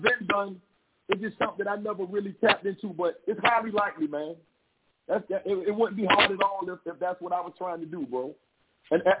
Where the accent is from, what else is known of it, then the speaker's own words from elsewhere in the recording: Savannah, Georgia, United States; I'm from Savannah.